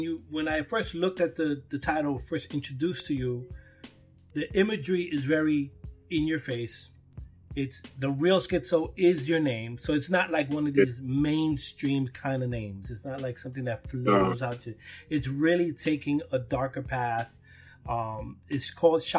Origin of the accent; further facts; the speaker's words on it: New York City, New York, United States; I'm from Brooklyn. I was here in the birth of hip hop.